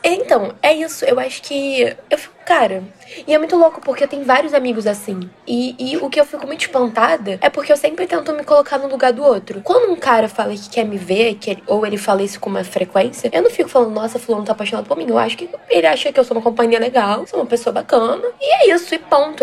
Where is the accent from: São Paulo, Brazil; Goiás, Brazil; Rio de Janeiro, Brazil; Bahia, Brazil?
Rio de Janeiro, Brazil; accent: carioca; Eu sou aqui do Rio, mas tô sempre em Salvador.